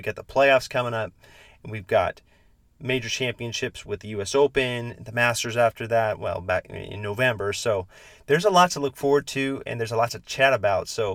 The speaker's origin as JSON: {"language": "English", "town": "Sacramento", "region": "California", "country": "United States", "tie": "born or raised there", "said": "my hometown in Sacramento."}